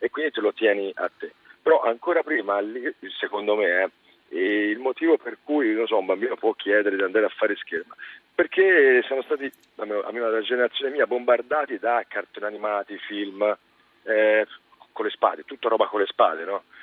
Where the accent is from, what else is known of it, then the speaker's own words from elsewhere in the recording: Livorno, Tuscany, Italy; io sono di Livorno